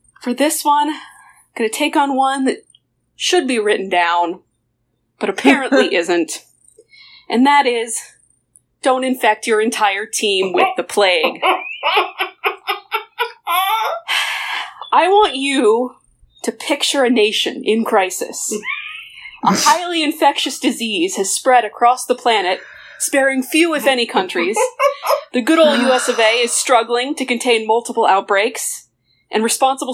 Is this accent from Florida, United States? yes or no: yes; Florida, United States; moved away; Florida is my home state